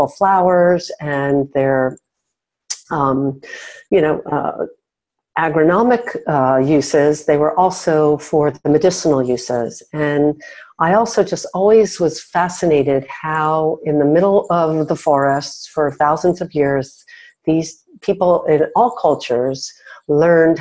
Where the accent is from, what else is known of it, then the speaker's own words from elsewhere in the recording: Miami Beach, Florida, United States; I grew up on Miami Beach